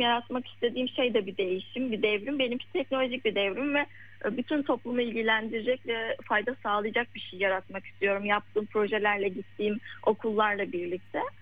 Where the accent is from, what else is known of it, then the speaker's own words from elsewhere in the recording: Yozgat Province, Turkey; now in Istanbul, Turkey; Ben şu an İstanbul'da yaşıyorum ama normalde ailemin yanında Yozgat'ta köyde yaşıyorduk küçük bir köyde.